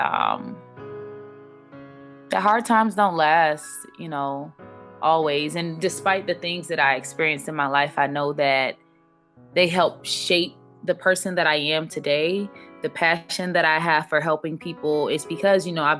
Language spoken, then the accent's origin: English; Miami, Florida, United States; moved away as an adult; also born or lived in Augusta, Georgia; growing up in Miami generally was a little difficult just because of instability.